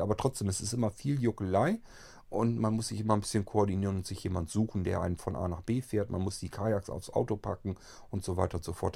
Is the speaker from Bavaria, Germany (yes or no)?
no; Lower Saxony, Germany; die nächsten Städte von meinem Heimatort hier entfernt sind so ähm, Hannover und andere Richtung vielleicht noch Bremen